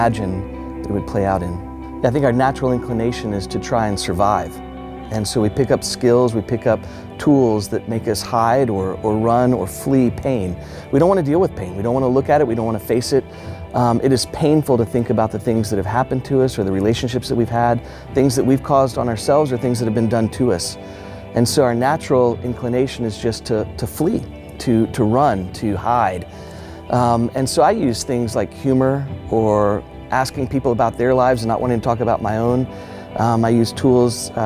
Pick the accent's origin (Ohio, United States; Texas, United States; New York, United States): Texas, United States; Houston; I grew up in Houston, Texas, in an age and time, late 1970s, early 1980s